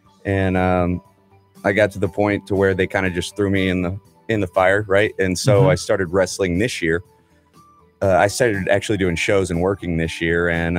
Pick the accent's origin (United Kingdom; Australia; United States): United States; Friendswood, Texas; born or raised there